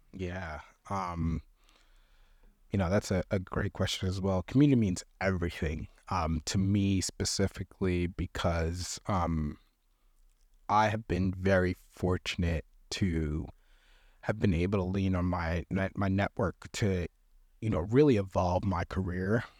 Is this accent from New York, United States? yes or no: yes; New York, United States; moved away as an adult; also born or lived in Wisconsin; I'm from New York